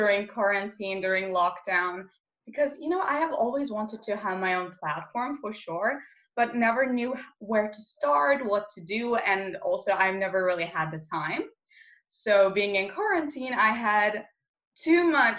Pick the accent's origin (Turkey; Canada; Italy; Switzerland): Turkey; Istanbul; I'm from Istanbul, Turkey, a 17-year-old gender activist